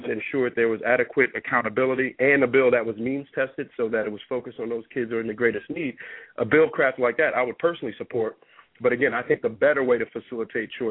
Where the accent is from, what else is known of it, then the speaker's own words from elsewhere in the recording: Newark, New Jersey, United States; I grew up in Newark. I grew up like most kids grew up in Newark